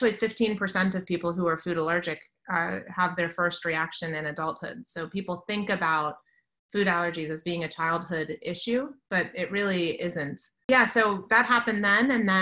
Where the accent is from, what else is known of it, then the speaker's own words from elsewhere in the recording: Washington, District of Columbia, United States; I grew up in the Washington, D.C. area